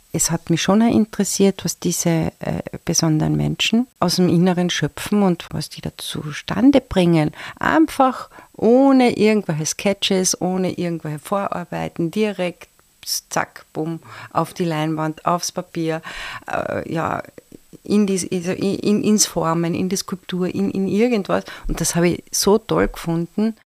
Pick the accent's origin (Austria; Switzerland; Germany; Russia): Austria; Carinthia; als Kärntnerin